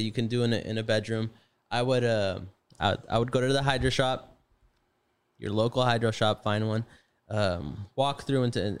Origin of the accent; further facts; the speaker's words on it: Lebanon; I knew nothing. I was fresh from Lebanon. I didn't have any experience.